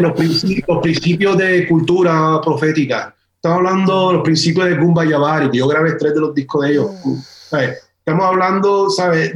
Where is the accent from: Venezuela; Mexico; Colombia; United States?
United States; Miami, Florida; also born or lived in Puerto Rico / San Juan, Puerto Rico; now in North Carolina, United States; yo soy puertorriqueño que me crece mucho en, Miami